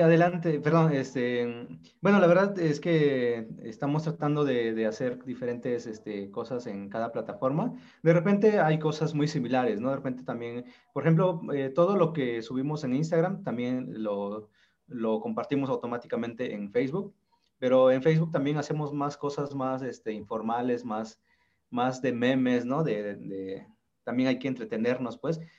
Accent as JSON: {"language": "Spanish", "region": "Sierra Norte de Oaxaca", "country": "Mexico", "tie": "born or raised there", "said": "Soy zapoteco, soy originario de la Sierra Norte de Oaxaca"}